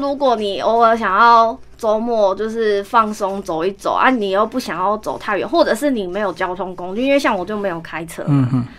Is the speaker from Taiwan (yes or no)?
yes; Taiwan; 请称呼我们为台湾人。